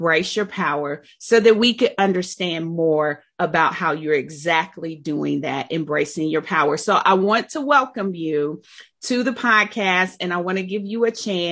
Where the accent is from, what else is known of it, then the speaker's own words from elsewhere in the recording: Dayton, Ohio, United States; I was born and raised in the Gym City too.